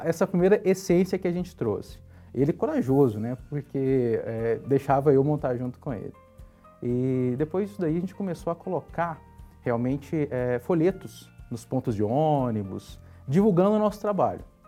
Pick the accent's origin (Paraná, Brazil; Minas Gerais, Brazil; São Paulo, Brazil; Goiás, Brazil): Goiás, Brazil; Goiânia; nasci em Goiânia, né? Goiás. E minha infância ela foi uma infância muito simples e porém muito divertida.